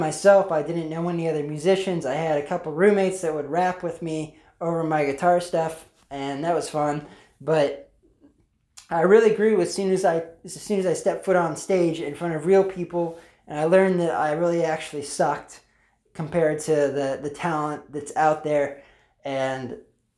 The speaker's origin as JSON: {"language": "English", "region": "Pennsylvania", "country": "United States", "said": "I'm from Pennsylvania"}